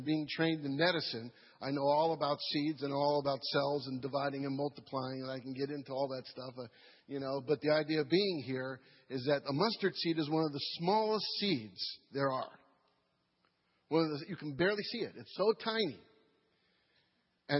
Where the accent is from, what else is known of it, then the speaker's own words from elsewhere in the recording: New York, United States; moved away as an adult; now in Madisonville, United States; I'm from New York